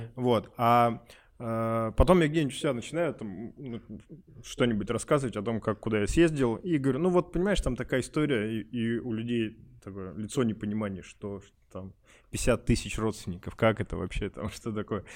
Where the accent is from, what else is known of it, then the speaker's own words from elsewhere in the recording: Urals, Russia; я говорю, вот коренной уралец